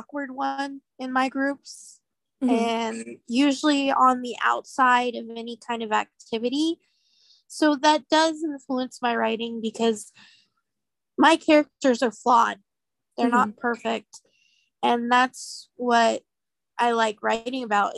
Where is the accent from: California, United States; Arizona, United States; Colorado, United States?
Colorado, United States; moved away; I grew up in Colorado.